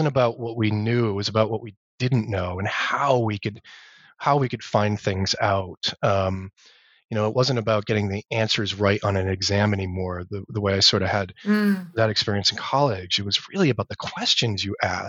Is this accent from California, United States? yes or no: no; Massachusetts, United States; So I grew up in Massachusetts, in New England, which is where I teach now. So I'm sort of still home